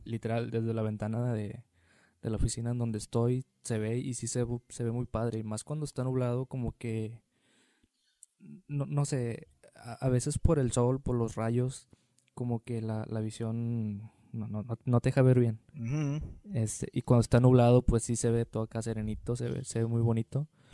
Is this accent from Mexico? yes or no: yes; Tampico, Tamaulipas, Mexico; now in Monterrey, Mexico; yo que soy de Tampico